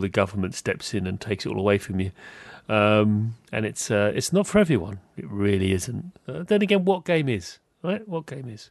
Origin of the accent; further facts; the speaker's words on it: United Kingdom; I'm British